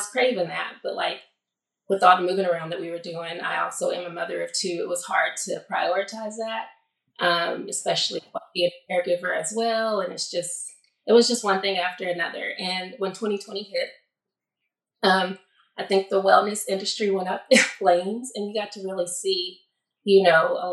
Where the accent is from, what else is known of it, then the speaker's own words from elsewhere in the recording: New Mexico, United States; moved away as an adult; also born or lived in Santa Cruz / Costa Rica / Atlanta / Oklahoma; now in Portland, United States; I grew up in New Mexico